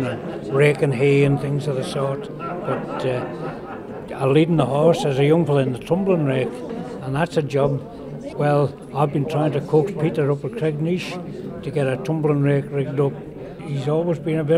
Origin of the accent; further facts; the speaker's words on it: Isle of Man; I was born in Balaquinny, 1934